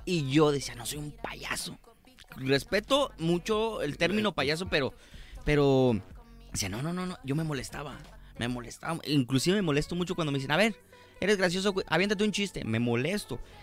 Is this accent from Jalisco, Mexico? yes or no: yes; Guadalajara, Jalisco, Mexico; nací aquí en Guadalajara, Jalisco